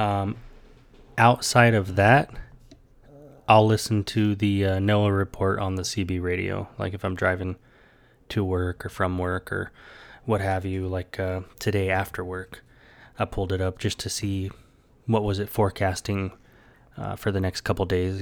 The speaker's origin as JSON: {"language": "English", "region": "Texas", "country": "United States", "tie": "born or raised there", "also_born_or_lived": "Hawaii", "moved": "as an adult", "said": "being in Texas, growing up in Texas"}